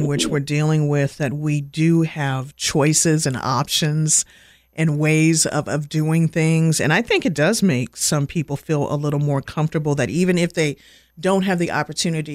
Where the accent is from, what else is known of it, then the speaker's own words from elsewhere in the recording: Winston-Salem, North Carolina, United States; also born or lived in Washington, D.C.; I've been calling it home for, since the early 80s. So I'm a person that moved here from D.C. Well, at least my mom was pregnant with me at the time